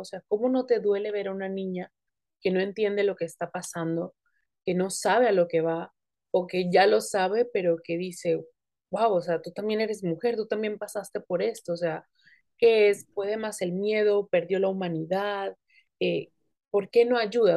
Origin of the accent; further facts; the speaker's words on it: Tijuana, Baja California, Mexico; also born or lived in Acapulco, Guerrero, Mexico; yo no nací en Tijuana, yo nací en Acapulco, pero me considero tijuanense